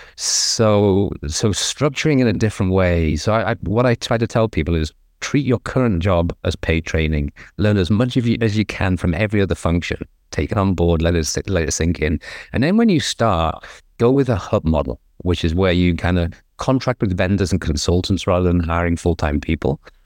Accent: England, United Kingdom; now in Southern California, United States; I'm English, obviously, but I'm living in America, in Southern California

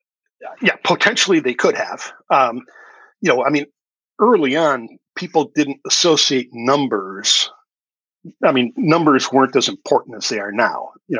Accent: the North, United States; I grew up in the North. I've lived in the North my whole life, and so I, you know, always understood that if you were black, you weren't going to play football at a major, you know, state university in the South.

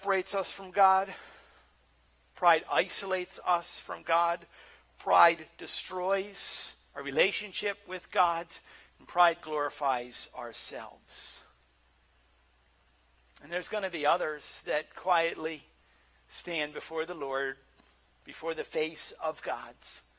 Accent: Nova Scotia, Canada; Kid growing up in Nova Scotia, and we grew up in a Christian camp.

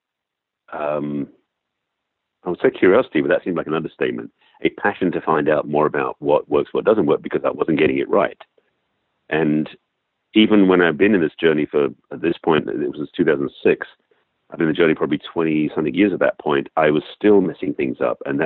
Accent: England, United Kingdom; accent: English; now in Los Angeles, United States; I have an English accent, being raised born and raised in England.

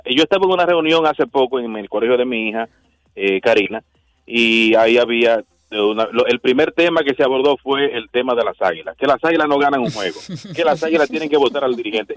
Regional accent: Cibao, Dominican Republic; soy cibaeño de pura cepa, desde chiquitico

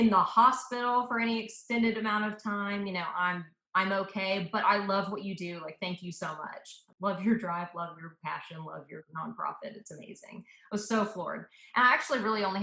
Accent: Atlanta, Georgia, United States; also born or lived in Memphis, Tennessee / South Africa; I was born in Memphis, Tennessee, but I was really raised in Atlanta from when I was like 2 years old.

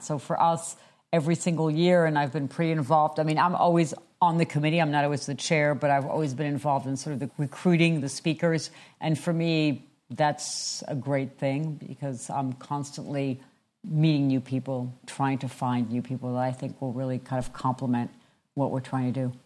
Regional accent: France; moved away; I am originally from France

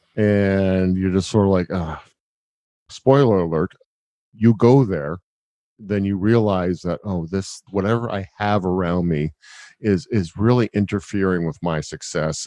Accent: Canada; as a Canadian

